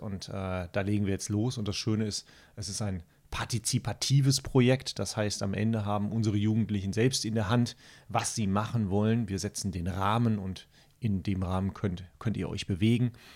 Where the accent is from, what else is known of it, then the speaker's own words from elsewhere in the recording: Castrop-Rauxel, North Rhine-Westphalia, Germany; now in Spiekeroog, Germany; ich komme mitten aus der äh, Kernzielgruppe, vielleicht hört man das auch, aus dem Ruhrgebiet, aus der schönen Stadt Kastrop-Rauxel